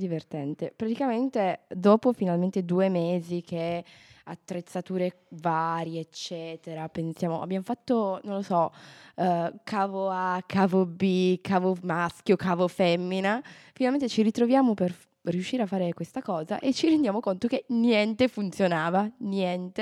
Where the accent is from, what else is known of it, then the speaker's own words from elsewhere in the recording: Turin, Piedmont, Italy; moved away; il fatto che io e Giulia veniamo da Torino